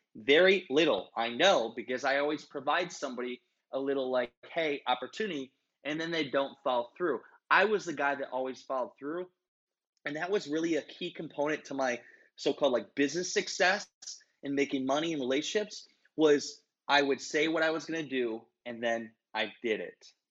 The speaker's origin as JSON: {"language": "English", "region": "Iowa", "country": "United States", "also_born_or_lived": "Minnesota", "said": "I'm from Iowa. Everybody likes a Midwestern Iowa boy"}